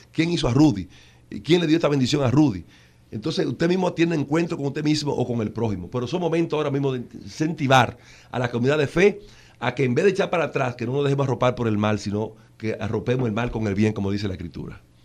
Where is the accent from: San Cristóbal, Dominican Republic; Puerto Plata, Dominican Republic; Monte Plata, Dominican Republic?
Monte Plata, Dominican Republic; yo me crié que eh, en Monteplata, en un paraje de Monteplata